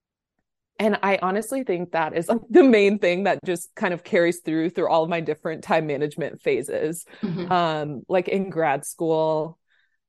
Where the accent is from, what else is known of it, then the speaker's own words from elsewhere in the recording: Omaha, Nebraska, United States; moved away as an adult; now in California, United States; I'm from Omaha, Nebraska, which is the Midwest in the middle of the country. And that kind of explains a lot about my background and upbringing. Grew up in Nebraska my whole life